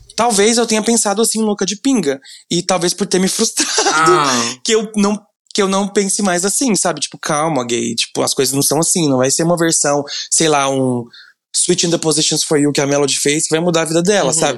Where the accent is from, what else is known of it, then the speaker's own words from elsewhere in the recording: Goiânia, Goiás, Brazil; Eu sou de Goiânia